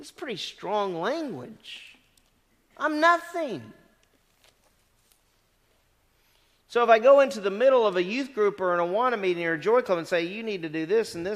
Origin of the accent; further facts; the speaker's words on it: the South, United States; moved away as an adult; also born or lived in Greene, New York; I come from the South.